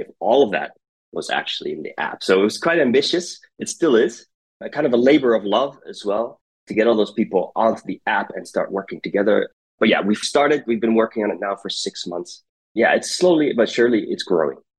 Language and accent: English; United States; now in Rotterdam, Netherlands; I grew up in the United States. That maybe kind of gives away my accent